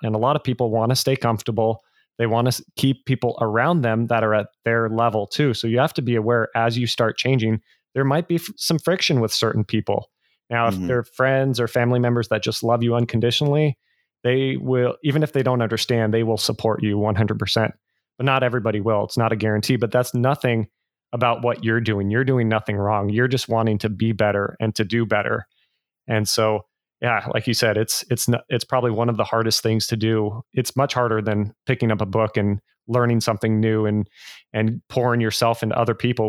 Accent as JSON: {"language": "English", "area": "the Bay Area", "region": "California", "country": "United States", "said": "I'm originally from the Bay Area"}